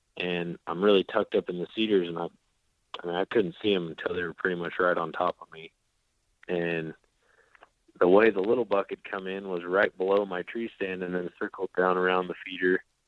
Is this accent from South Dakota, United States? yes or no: yes; South Dakota, United States; moved away as an adult; now in Oklahoma, United States; I was growing up in South Dakota